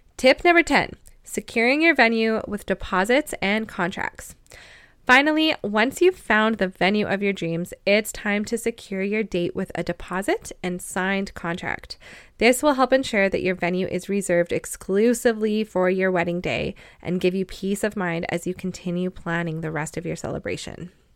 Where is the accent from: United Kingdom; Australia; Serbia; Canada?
Canada; also born or lived in Lloydminster, Canada; I'm a Canadian wedding photographer based on the border of Alberta and Saskatchewan